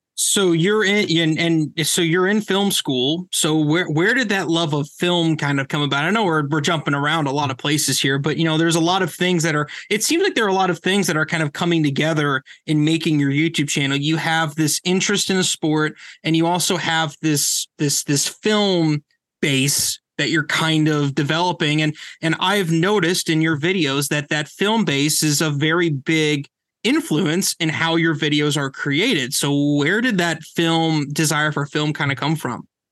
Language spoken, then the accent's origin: English; Indiana, United States; moved away; I'm from Indiana originally